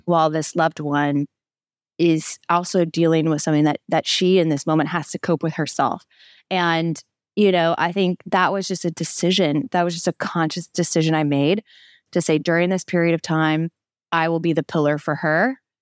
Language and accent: English; Midwest, United States; moved away; my family that still was in my hometown, my very small hometown in the middle of the Midwest.